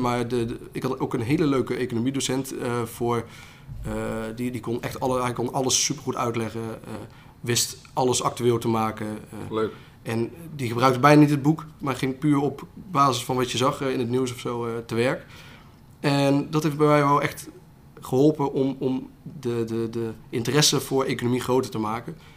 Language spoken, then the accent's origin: Dutch; Otterlo, Gelderland, Netherlands; waar ik vandaan kom, ik kom uit Otterlo.